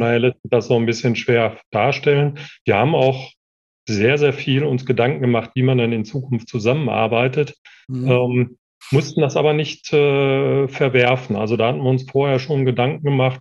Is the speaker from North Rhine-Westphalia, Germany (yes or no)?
yes; Marl, North Rhine-Westphalia, Germany; also born or lived in Bochum; bin also tatsächlich äh, in Mal aufgewachsen